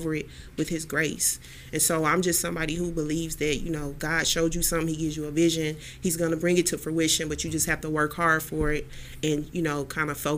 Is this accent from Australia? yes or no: no; Houston, Texas, United States; now in Cleveland, United States; I'm here in Cleveland, Ohio now. I'm from Houston, Texas